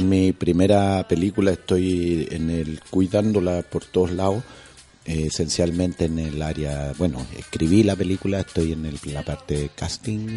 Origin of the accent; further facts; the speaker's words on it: Quintero, Valparaíso, Chile; also born or lived in Chuquicamata; yo vengo del B14 de Quintero, de mis compadres de allá, que otros son pescadores